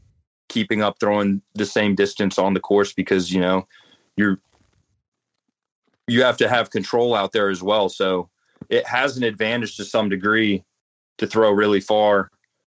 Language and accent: English; North Carolina, United States; I grew up playing in North Carolina in the woods